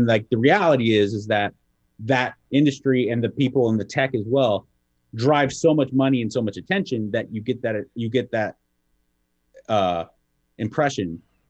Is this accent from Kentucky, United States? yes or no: yes; Kentucky, United States; You know, I'm from Kentucky. I'm a big boy.